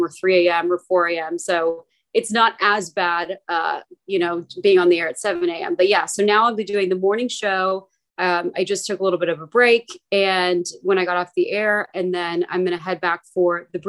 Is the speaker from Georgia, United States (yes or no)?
no; McKinney, Texas, United States; moved away as an adult; now in Washington, D.C., United States; I'm from McKinney, Texas, which is a town just north of Dallas.